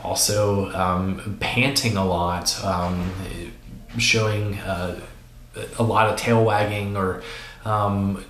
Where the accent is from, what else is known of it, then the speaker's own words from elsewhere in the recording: West Virginia, United States; also born or lived in Chicago / Georgia; now in Asheville, United States; I grew up in West Virginia